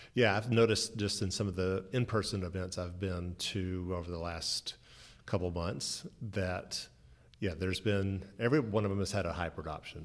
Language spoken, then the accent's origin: English; Birmingham, Alabama, United States; I am delighted to be here in my hometown of Birmingham, Alabama